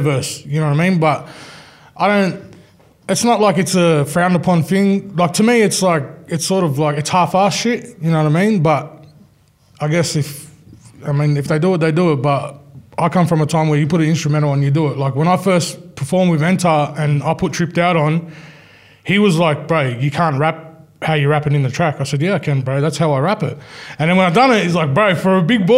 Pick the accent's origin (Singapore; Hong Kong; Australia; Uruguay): Australia; we're from Australia